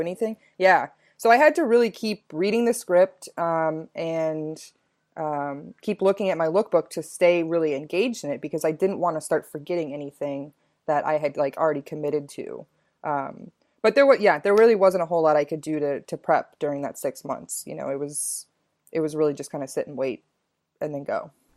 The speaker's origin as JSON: {"language": "English", "region": "Texas", "country": "United States", "also_born_or_lived": "Chicago", "moved": "as an adult", "said": "I'm from Texas originally"}